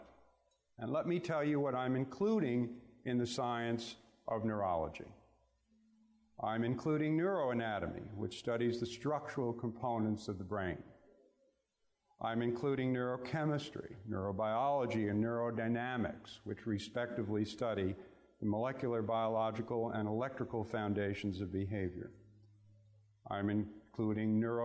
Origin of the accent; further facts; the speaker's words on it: New York City, New York, United States; I grew up in Brooklyn, New York.